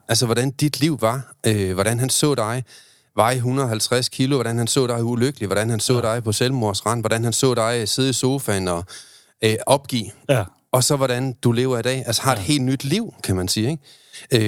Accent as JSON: {"language": "Danish", "town": "Aalborg", "region": "North Denmark Region", "country": "Denmark", "said": "jeg er fra Aalborg"}